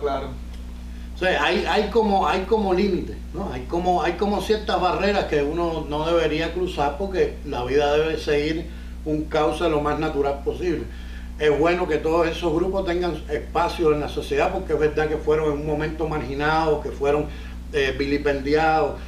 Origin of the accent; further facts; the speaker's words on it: Cuba; now in Miami, United States; soy comediante, cubano, vivo en Miami